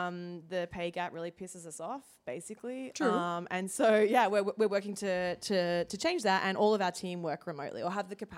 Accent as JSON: {"language": "English", "country": "Australia", "also_born_or_lived": "United Kingdom / Zimbabwe / Italy", "moved": "as an adult", "lives_now": "United States", "said": "So I'm originally from Australia. So I've lived there. I've lived in the UK. I've lived in Zimbabwe, Italy, and now here in the US."}